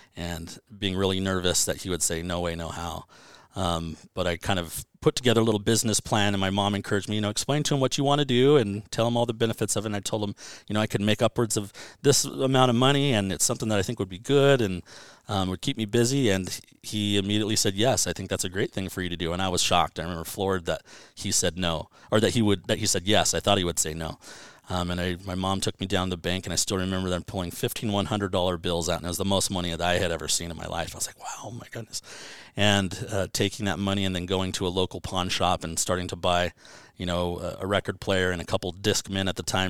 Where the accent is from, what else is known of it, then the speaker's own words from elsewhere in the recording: Banning, California, United States; growing up in Banning